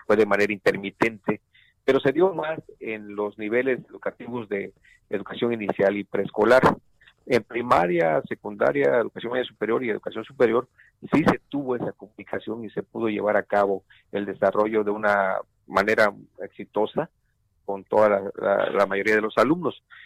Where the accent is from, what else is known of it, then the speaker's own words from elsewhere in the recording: Mexico; todos como, como mexicanos